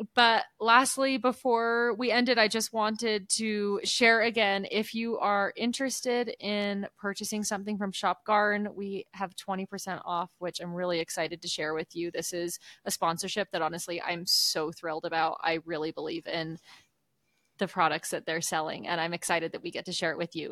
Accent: Oregon, United States; moved away; growing up in Oregon

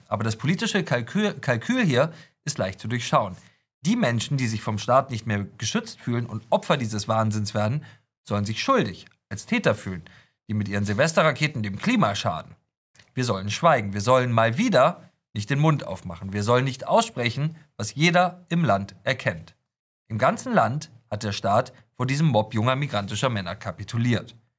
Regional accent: Hamburg, Germany; ich komme aus Hamburg

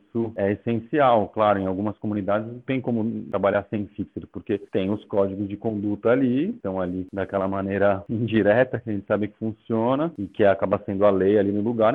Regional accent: São Paulo, Brazil; eu fazia pichação quando era moleque aqui em São Paulo

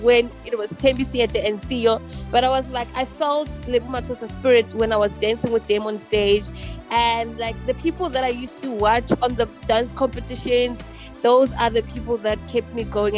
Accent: Sebokeng, Gauteng, South Africa; now in Johannesburg, South Africa; born and bred in the Vaal, Sebokeng, Zone 14

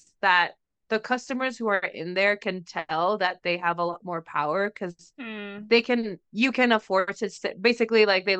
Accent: Mexico; moved away; I'm from Mexico because of how I speak

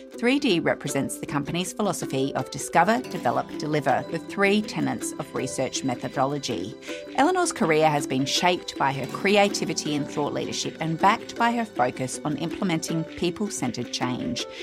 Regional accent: Scotland, United Kingdom; now in Australia; I grew up in Scotland as well.

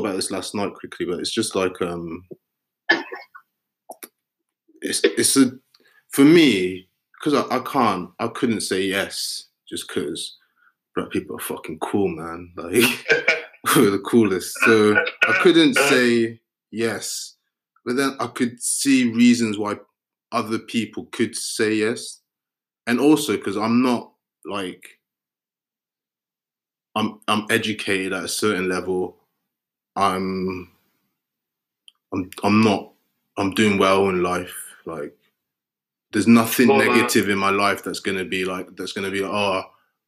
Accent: London, United Kingdom; growing up in Peckham

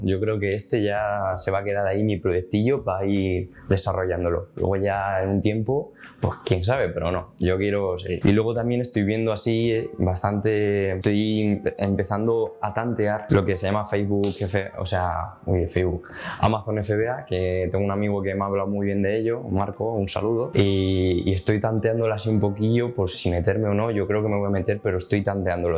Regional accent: Spain; soy de Portellano

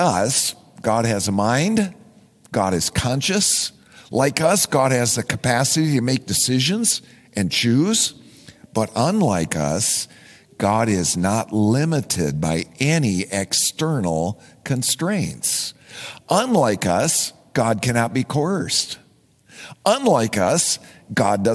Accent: Minnesota, United States; I am a Minnesotan

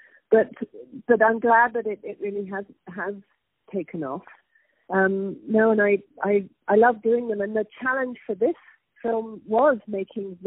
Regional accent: United Kingdom; now in New York, United States; I am originally British, but I've been living in New York since 1983

